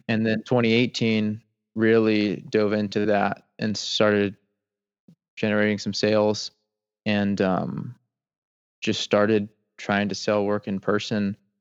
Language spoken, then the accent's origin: English; Atlanta, Georgia, United States; moved away as an adult; now in Seagrove, Florida, United States; I grew up in Atlanta, Georgia, the suburbs, about four to five minutes north of Atlanta.